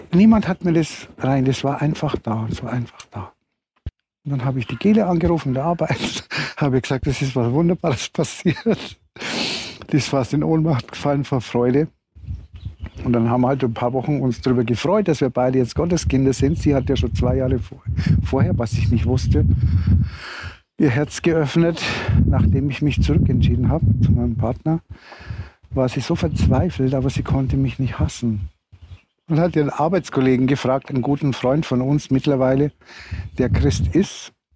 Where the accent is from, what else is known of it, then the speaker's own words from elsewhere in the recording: Regensburg area, Bavaria, Germany; moved away; ich komme ja aus der Regensburger Gegend